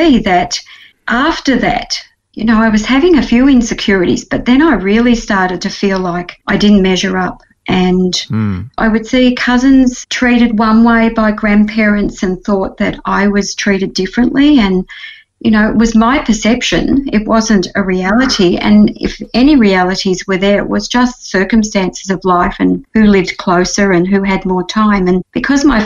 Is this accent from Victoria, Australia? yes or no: yes; Gagari, country Victoria, Australia; now in Melbourne, Australia; I was 7 days old when I was taken home by my adoptive parents to a little town called Gagari in the country of Victoria